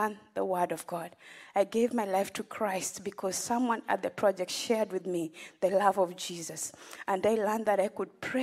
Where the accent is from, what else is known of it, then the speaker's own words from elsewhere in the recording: Western Kenya, Kenya; I grew up in Kenya, in a village in Western Kenya